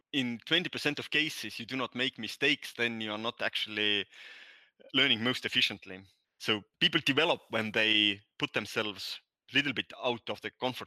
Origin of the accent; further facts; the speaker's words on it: Estonia; accent: Nordic; first language Estonian; English is a second language; My native language is Estonian. That's why I have this weird accent, Nordic accent.